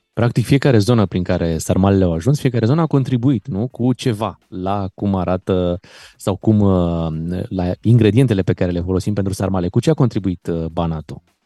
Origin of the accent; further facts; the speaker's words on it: Romania; suntem români